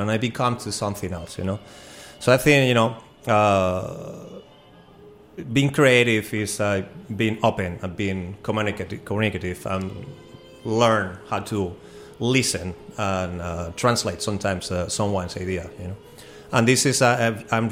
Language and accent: English; Spain; now in Washington, DC, United States; I'm an immigrant from Spain, but always felt like DC, you know, was my home